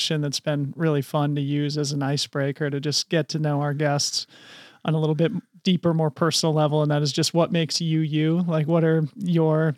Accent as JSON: {"language": "English", "town": "Boulder", "region": "Colorado", "country": "United States", "tie": "born or raised there", "said": "Boulder, Colorado, which is actually my hometown"}